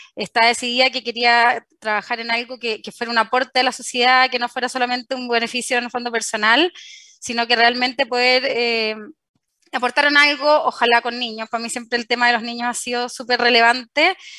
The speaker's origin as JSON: {"language": "Spanish", "country": "Chile", "also_born_or_lived": "Spain / France", "said": "a mi regreso acá a Chile entré a trabajar en LAN"}